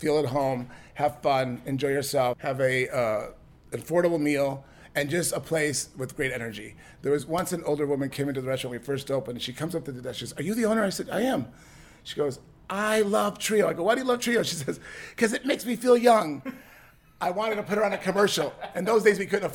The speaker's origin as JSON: {"language": "English", "town": "Chicago", "region": "Illinois", "country": "United States", "moved": "yes", "lives_now": "Palm Springs, United States", "said": "I'm from Chicago"}